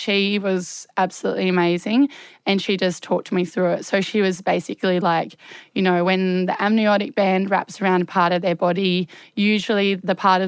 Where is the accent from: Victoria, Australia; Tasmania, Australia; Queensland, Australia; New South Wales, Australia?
Tasmania, Australia; Hobart; I'm from Hobart